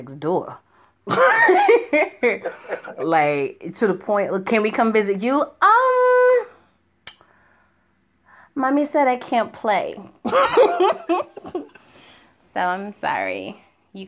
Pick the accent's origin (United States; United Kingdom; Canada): United States; Connecticut; now in Indiana, United States; I'm originally from the East Coast, the tri-state. I'm from Connecticut. And right now, I'm in Indiana.